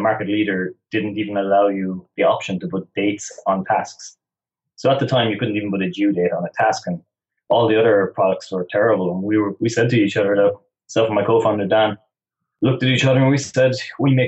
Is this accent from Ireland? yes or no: yes; West Cork, Munster, Ireland; I'm originally from West Cork in the south of Ireland.